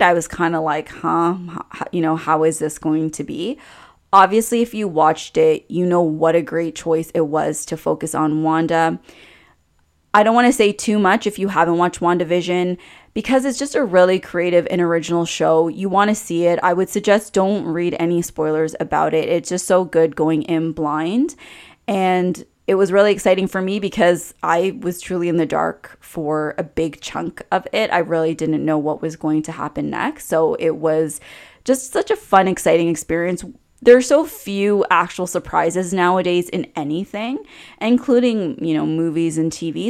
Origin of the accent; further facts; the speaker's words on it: Canada; as a Canadian